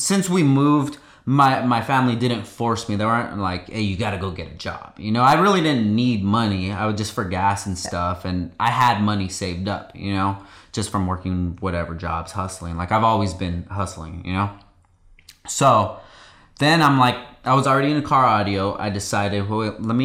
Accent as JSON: {"language": "English", "town": "Oxnard", "region": "California", "country": "United States", "tie": "born or raised there", "also_born_or_lived": "Gardnerville, Nevada", "moved": "as an adult", "said": "I grew up here in Oxnard, California for most of my life"}